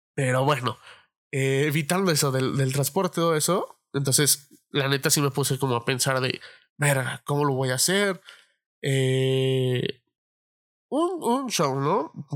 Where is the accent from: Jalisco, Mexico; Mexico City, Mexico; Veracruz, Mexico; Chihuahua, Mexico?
Mexico City, Mexico; moved away as an adult; la Ciudad de México, de donde soy, porque ahorita estoy viviendo en otro lado